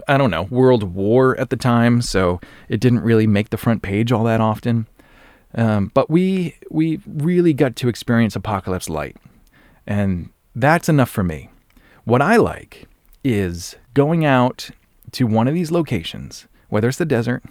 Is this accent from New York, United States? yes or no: no; Norton, Massachusetts, United States; my hometown, this is Norton, Massachusetts